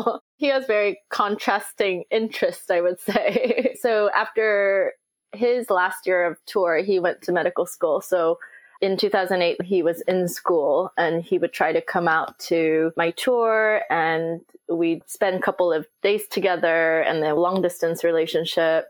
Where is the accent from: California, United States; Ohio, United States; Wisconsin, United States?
California, United States; Los Angeles; also born or lived in Seoul, South Korea; I moved to Los Angeles when I was seven